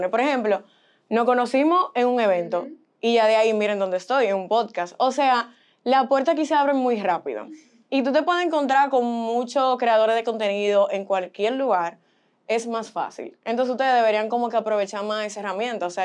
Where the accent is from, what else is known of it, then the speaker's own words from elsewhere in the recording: Boston, Massachusetts, United States; born there; yo tengo padres dominicanos eh, nací en Boston y me criaron aquí y allá.